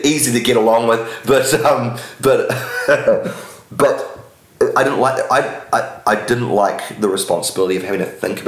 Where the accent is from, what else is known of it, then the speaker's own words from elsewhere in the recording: Wellington, New Zealand; I grew up in Wellington